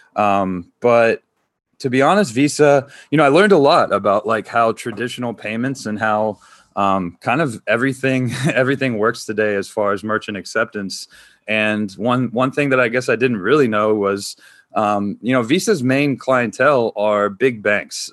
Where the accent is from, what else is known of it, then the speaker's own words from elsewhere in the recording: North Carolina, United States; moved away as an adult; I grew up in North Carolina, so I think, like, still got a lot of, like, the Southern roots in me